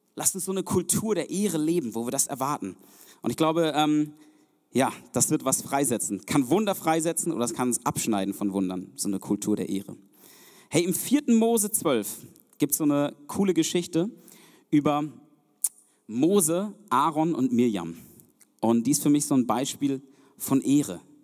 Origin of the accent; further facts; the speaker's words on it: Germany; also born or lived in Zeuthen, Brandenburg; wir sind als Deutsche